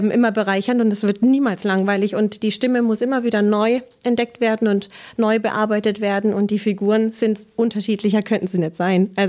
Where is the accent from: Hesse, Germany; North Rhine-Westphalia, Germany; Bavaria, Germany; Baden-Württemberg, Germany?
Bavaria, Germany; Bamberg; weil ich komme eigentlich aus Bayern in Bamberg und ähm, ja, bin hier immer weitergefahren, weiter immer weiter.